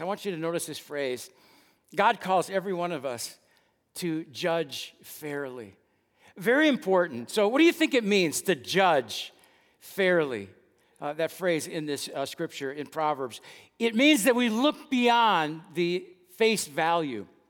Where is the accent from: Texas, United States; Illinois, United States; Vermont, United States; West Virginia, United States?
Texas, United States; Dallas; the church where I grew up attending in West Dallas